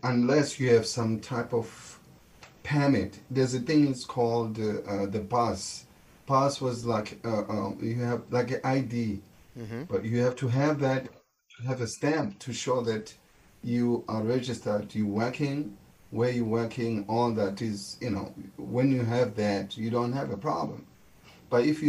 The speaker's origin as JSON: {"language": "English", "town": "Soweto", "region": "Gauteng", "country": "South Africa", "tie": "born or raised there", "also_born_or_lived": "Alexandra Township", "second_language": "English", "moved": "as an adult", "lives_now": "United States", "said": "my mother took me to my grandmother's house in Soweto. That's where my life started, because I was raised by my grandmother and my grandfather."}